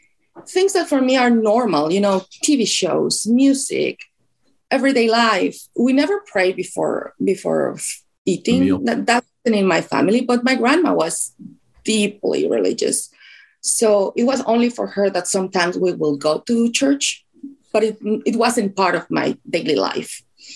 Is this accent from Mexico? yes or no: yes; Mexico City, Mexico; moved away as an adult; also born or lived in Switzerland; now in Tennessee, United States; I was born and raised in Mexico City. I went to Catholic school all my life up until college.